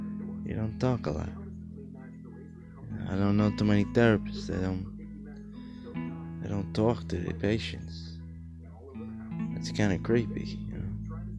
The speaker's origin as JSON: {"language": "English", "region": "New York", "country": "United States", "said": "I don't look like I'm from New York, do I? People tell me all the time, man, like, hey, you don't look like what you sound like."}